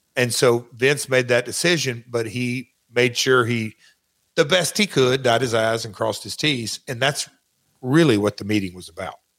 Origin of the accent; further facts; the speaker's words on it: Nashville, Tennessee, United States; accent: Southern; also born or lived in Memphis; I'm from Nashville